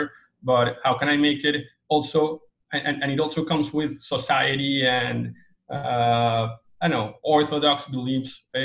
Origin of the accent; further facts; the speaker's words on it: Bogota, Colombia; now in United States; I'm originally from Colombia, Bogota, capital city in Colombia.